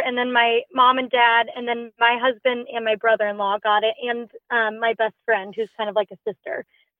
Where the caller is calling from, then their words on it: Portland, Oregon, United States; I'm 28 and I'm calling from Portland, Oregon.